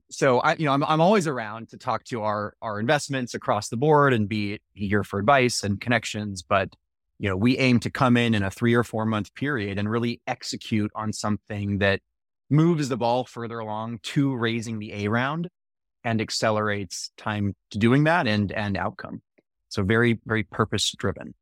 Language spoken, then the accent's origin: English; Menlo Park, California, United States; also born or lived in Texas / Alexandria, Virginia; I grew up in the same house in Menlo Park